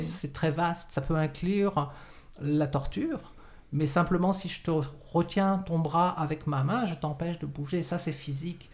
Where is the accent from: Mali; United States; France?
France; moved away as an adult; also born or lived in Morocco / Quebec, Canada; now in Montreal, Canada; je suis né au Maroc de parents français. Euh, et je, suis arrivé en France, j'avais à peu près 5 ans. Et je suis arrivé ici, donc j'avais une quarantaine d'années.